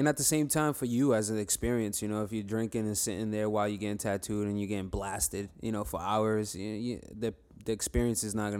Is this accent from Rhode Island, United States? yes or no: yes; Rhode Island, United States; I'm a tattoo artist. I'm based off East Coast, pretty much. I'm from Rhode Island. I travel back and forth. I'm always out here. I work at Hidden Gem out in Brooklyn.